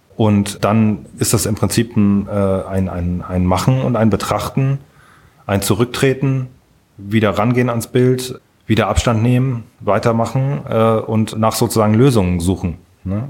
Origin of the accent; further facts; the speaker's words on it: Kiel, Schleswig-Holstein, Germany; moved away as an adult; now in Frankfurt am Main, Germany; ich bin in Kiel äh, in der Nähe von Kiel aufgewachsen, äh, bin in Kiel zur Schule gegangen, habe dort auch studiert